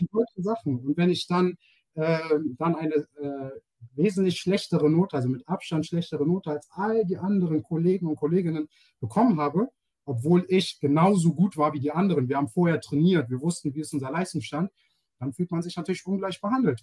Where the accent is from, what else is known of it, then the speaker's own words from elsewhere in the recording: Germany; Ich bin in Deutschland geboren als, ähm, als äh, POC, ähm, hm, als Black Person in Germany, äh, Afro-German. Und ähm, ich fühle mich als Deutscher